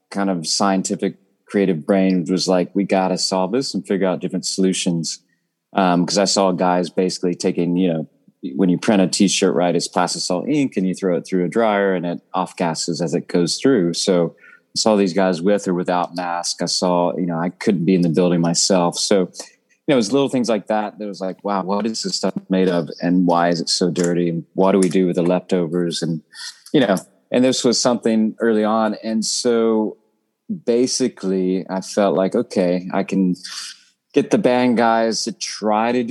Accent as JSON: {"language": "English", "region": "the South", "country": "United States", "tie": "born or raised there", "said": "I mean, obviously, I grew up in the South, so"}